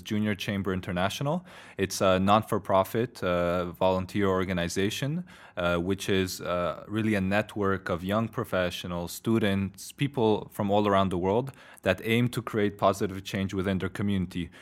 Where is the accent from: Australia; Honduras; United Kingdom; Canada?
Canada; also born or lived in Poland; now in Brussels, Belgium; I'm Polish Canadian, live in Brussels now